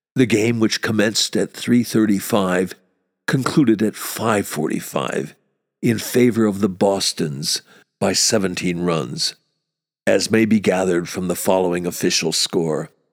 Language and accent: English; United States; as an American, an American who played baseball as a kid